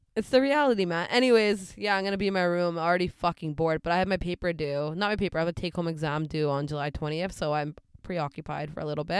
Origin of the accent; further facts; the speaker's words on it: Surrey, British Columbia, Canada; also born or lived in Delta, British Columbia; Grew up in Delta and Surrey